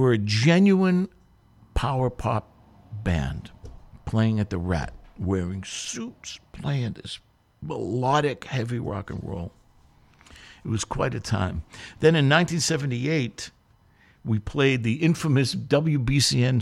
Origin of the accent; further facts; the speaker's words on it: Boston, Massachusetts, United States; it was my hometown